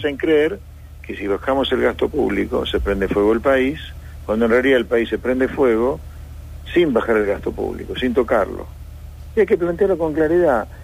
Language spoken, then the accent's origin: Spanish; Pergamino, Buenos Aires Province, Argentina; yo soy nacido en Pergamino y vivo en provincia